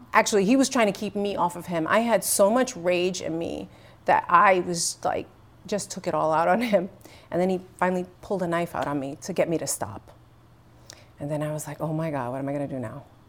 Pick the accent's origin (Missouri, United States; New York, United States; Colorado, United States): New York, United States; New York City; first language English; I really was growing up in the Bronx